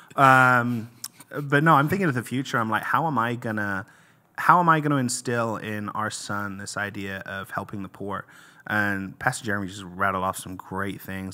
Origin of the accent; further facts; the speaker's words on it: England, United Kingdom; moved away; I'm from England originally